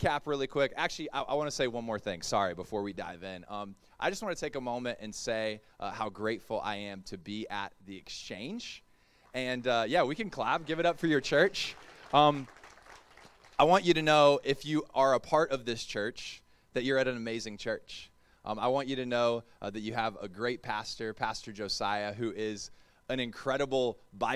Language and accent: English; the South, United States; also born or lived in Melbourne; I'm from the South.